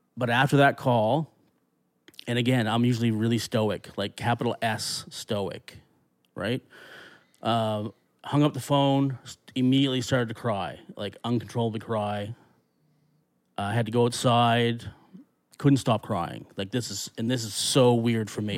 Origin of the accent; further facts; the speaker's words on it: Annapolis Valley, Nova Scotia, Canada; I grew up in the Annapolis Valley